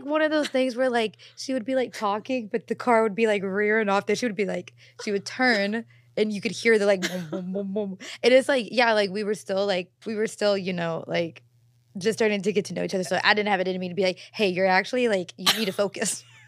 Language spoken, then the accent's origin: English; Louisville, Kentucky, United States; now in Los Angeles, United States; I'm from Louisville